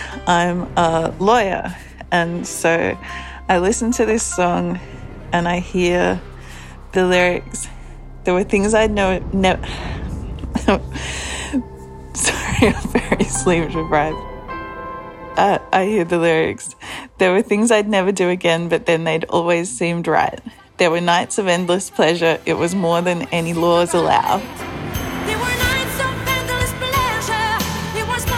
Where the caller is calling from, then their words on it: Australia; I'm calling from Australia.